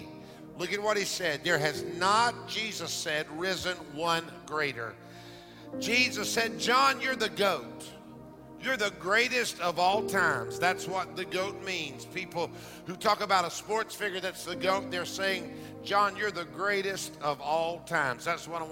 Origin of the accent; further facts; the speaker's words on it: Florida, United States; I grew up in Florida